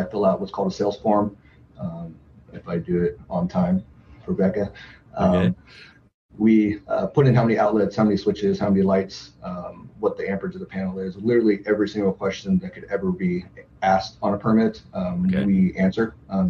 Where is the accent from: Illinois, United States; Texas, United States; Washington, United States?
Washington, United States; Tacoma; now in Everett, United States; I recently moved up to Everett from Tacoma. I lived in Tacoma my whole life